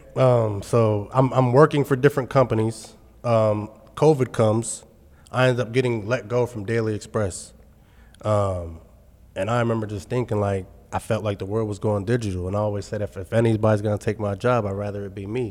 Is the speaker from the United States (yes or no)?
yes; Carlisle, Pennsylvania, United States; also born or lived in Texas; I'm from Carlisle, Pennsylvania